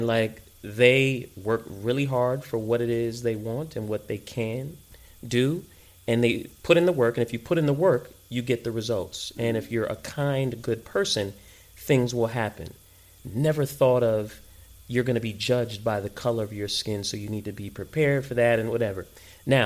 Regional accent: New York City, New York, United States; moved away; So I am first generation American, born and raised in New York

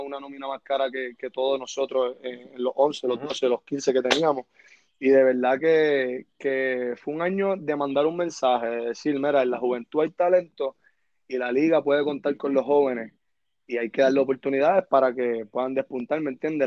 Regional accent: Carolina, Puerto Rico; also born or lived in San Juan, Puerto Rico; yo soy oriundo de Carolina, Puerto Rico

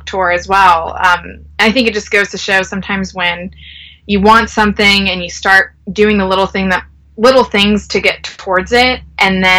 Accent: North Carolina, United States; I am from North Carolina

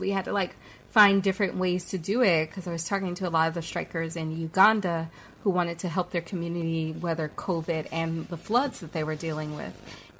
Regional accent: the South, Southern United States, United States; now in New York City, United States; I'm a Southerner.

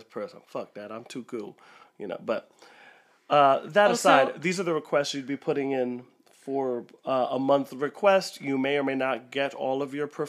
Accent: Philadelphia, Pennsylvania, United States; I'm from Philly

